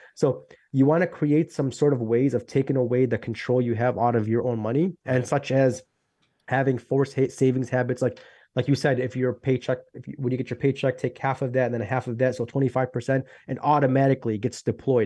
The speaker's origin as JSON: {"language": "English", "town": "Chicago", "region": "Illinois", "country": "United States", "said": "I'm from Chicago, Illinois."}